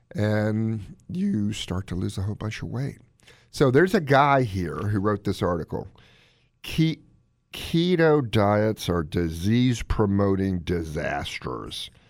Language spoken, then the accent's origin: English; Gaithersburg, Maryland, United States; my hometown of Gaithersburg, Maryland